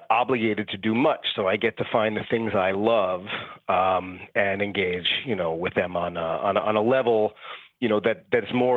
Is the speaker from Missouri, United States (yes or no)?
no; New York City, New York, United States; I'm a New Yorker, born and bred.